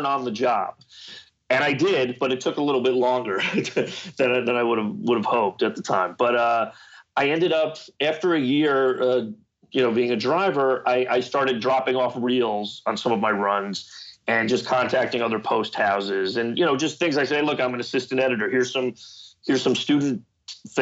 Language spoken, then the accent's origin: English; Marlboro, New Jersey, United States; That's my hometown, Marlboro, New Jersey